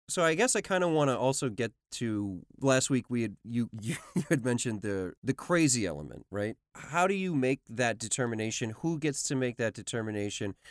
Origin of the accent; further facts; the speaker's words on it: New York City, New York, United States; I grew up in New York City